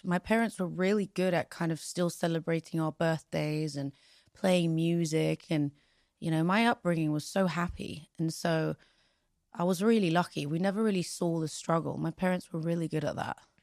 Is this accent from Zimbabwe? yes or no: no; London, United Kingdom; also born or lived in Pristina, Kosovo; I am English. I mean, I was raised here. This is my home